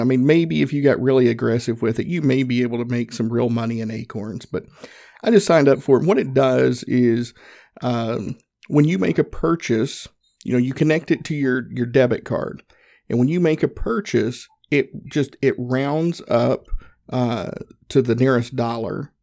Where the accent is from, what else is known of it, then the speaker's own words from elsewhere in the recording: the South, United States; accent: country; growing up in the South, I grew up Southern Baptist